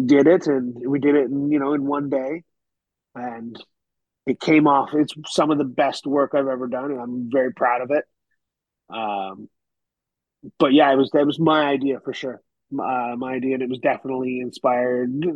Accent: Canada; moved away as an adult; also born or lived in United Kingdom; now in Tennessee, United States; I'm Canadian

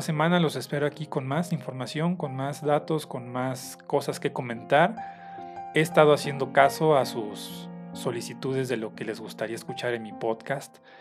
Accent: Mexico; las festividades o tradiciones que tenemos como mexicanos

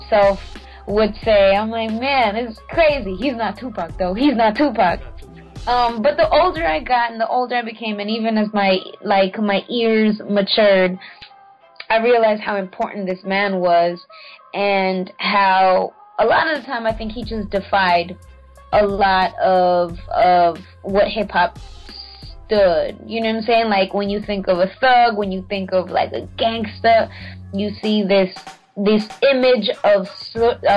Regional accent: West Coast, United States; also born or lived in Central America; now in New York, United States; I'm from the West Coast

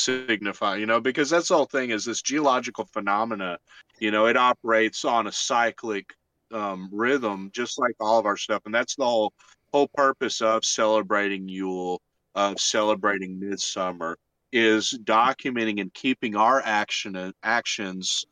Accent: Arkansas, United States; accent: Arkansas; my Arkansas accent

